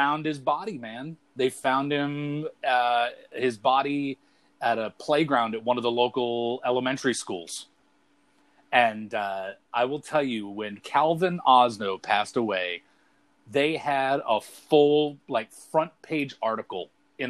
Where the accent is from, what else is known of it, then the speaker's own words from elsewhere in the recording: Brunswick, Maine, United States; my hometown here in Brunswick